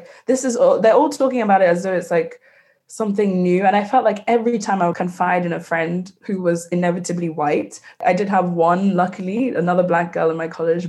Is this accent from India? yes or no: no; Nigeria; growing up in West Africa